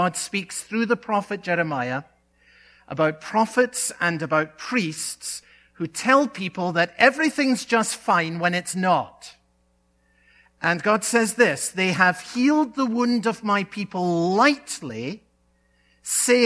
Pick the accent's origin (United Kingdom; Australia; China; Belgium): United Kingdom; Scotland; a boy growing up in Scotland